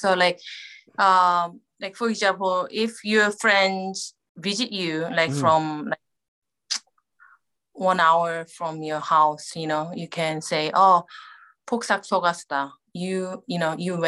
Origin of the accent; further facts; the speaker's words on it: Jeju, South Korea; I was born and raised in Jeju